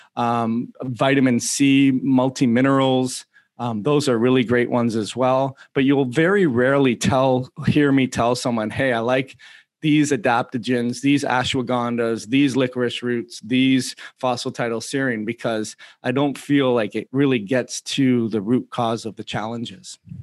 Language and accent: English; Toronto, Ontario, Canada; I'm from Toronto too